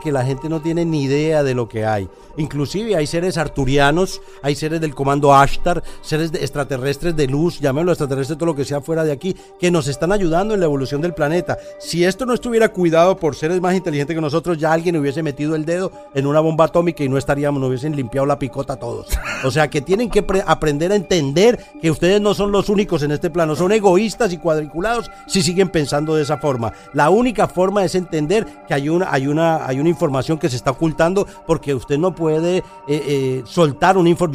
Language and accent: Spanish; Colombia; mi país Colombia